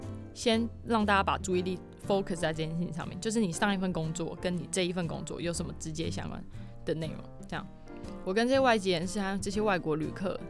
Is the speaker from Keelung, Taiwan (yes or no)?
yes; Keelung, Taiwan; 我希望可以回到我老家，就是基隆这边，在阳明海运服务。